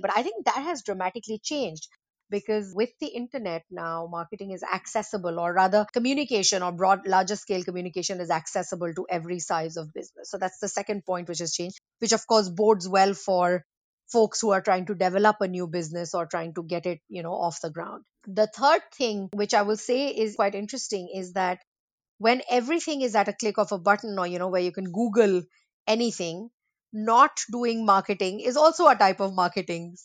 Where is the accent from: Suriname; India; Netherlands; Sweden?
India; moved away; I'm from India originally